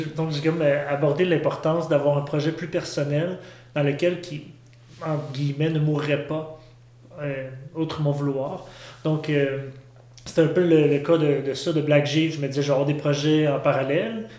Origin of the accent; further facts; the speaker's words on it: Saint-Hyacinthe, Quebec, Canada; je viens de Saint-Hyacinthe